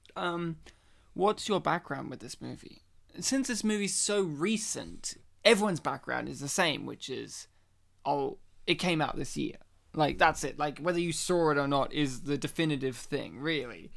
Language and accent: English; Australia; we're Australia, you know, we're Australian Polish men